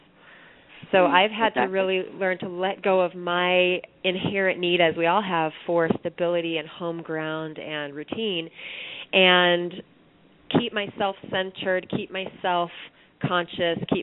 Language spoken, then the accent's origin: English; Iowa City, Iowa, United States; now in Brooklyn, United States; my hometown of Iowa City, Iowa, where I was a paper girl for a newspaper